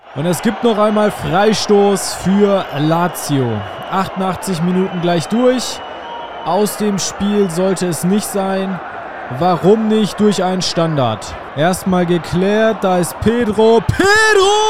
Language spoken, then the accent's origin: German; Bielefeld, North Rhine-Westphalia, Germany; als ich kleiner war, also so, ich sag mal so 8, 9, 10 aufwärts, saß ich bei uns zu Hause in Bielefeld, in Ubedissen, im Haus